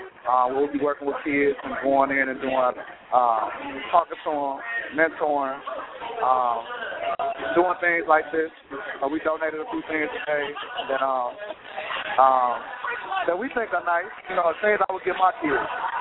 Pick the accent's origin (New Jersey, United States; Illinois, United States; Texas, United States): Illinois, United States; Chicago